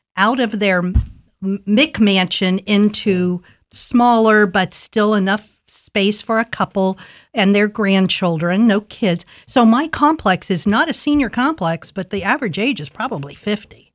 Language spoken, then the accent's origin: English; Columbus, Ohio, United States; I grew up in Linden